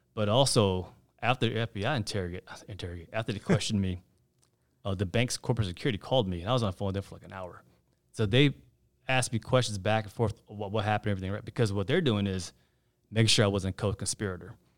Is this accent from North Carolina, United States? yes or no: yes; Raleigh, North Carolina, United States; also born or lived in Chapel Hill, North Carolina / Gastonia, North Carolina; I'm a North Carolina native. You couldn't probably tell by my name. But I was born in Chapel Hill. My folks moved to Raleigh when I was two, so I, I consider Raleigh my hometown